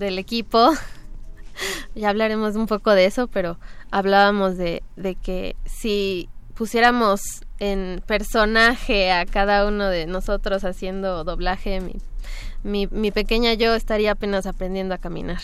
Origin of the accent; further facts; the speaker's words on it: Cuernavaca, Morelos, Mexico; yo soy de Cuernavaca